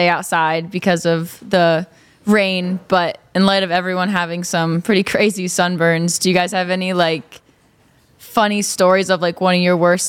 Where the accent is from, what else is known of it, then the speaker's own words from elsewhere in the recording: Pennsylvania, United States; I'm from Pennsylvania.